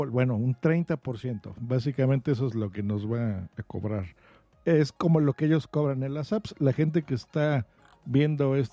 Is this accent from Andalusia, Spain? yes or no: yes; Huelva, Andalusia, Spain; born there; Nací en Huelva